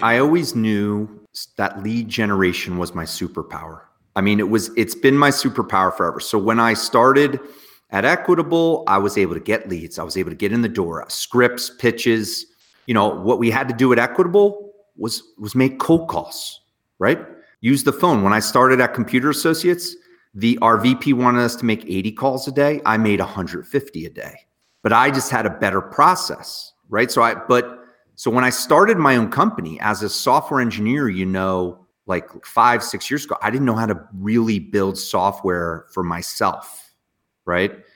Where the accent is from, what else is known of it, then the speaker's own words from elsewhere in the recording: near Morristown, Northwest New Jersey, United States; I grew up in just a small little town in Northwest near like Morristown